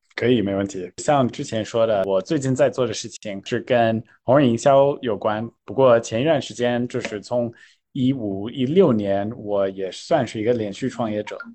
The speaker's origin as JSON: {"language": "Chinese", "region": "California", "country": "United States", "tie": "born or raised there", "second_language": "Chinese", "moved": "as an adult", "lives_now": "China", "said": "我作为一个图书书长的加州人，我回到硅谷"}